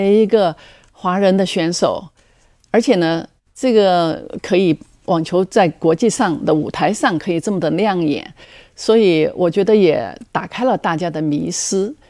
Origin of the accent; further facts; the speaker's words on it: Chongqing, China; also born or lived in United States; now in Taiwan; 我那时候正在重庆，我出生的地方